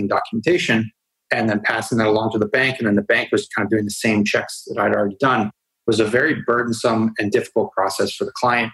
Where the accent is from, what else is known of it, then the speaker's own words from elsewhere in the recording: United States; moved away; I grew up in the United States and went to college at Northeastern University